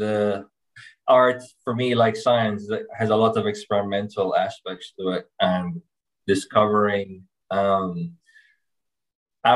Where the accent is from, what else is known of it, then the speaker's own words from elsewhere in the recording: Kingston, Jamaica; I'm from Kingston, Jamaica, but I'm a co-founder of an agency that works out of Miami, globally from there